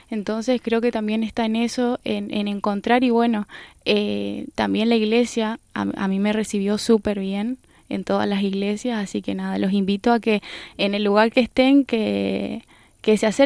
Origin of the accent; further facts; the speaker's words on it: northern Argentina, Argentina; moved away as an adult; now in Vigo, Spain; soy del norte de Argentina, que no, no estoy cerca del mar